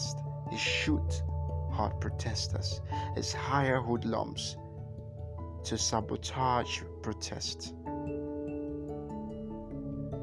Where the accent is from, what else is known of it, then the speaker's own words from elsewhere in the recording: Nigeria; I'm Nigerian